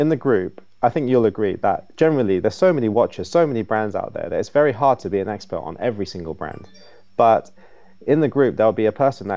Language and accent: English; England, United Kingdom; now in Shanghai, China; I was brought up in England